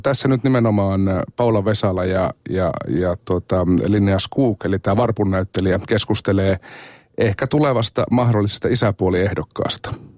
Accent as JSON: {"language": "Finnish", "town": "Oulu", "region": "North Ostrobothnia", "country": "Finland", "tie": "born or raised there", "said": "Ouluun, joka on mun kotikaupunki"}